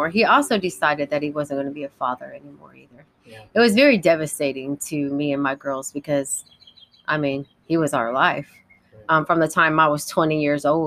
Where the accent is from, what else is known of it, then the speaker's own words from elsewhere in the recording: Columbus, Ohio, United States; I grew up in Columbus, Ohio